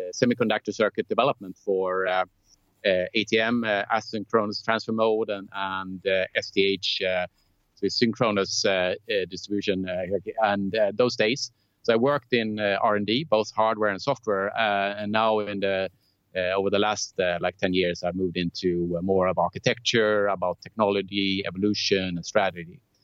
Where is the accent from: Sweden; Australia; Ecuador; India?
Sweden; Lund, Skåne; I was born and raised in Lund, uh, a small university town in, in the south of Sweden, where I also actually lived in the 25 first years of my life.